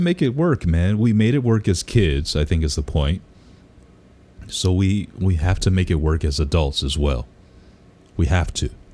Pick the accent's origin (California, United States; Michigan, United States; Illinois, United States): Michigan, United States; Detroit; I grew up in Detroit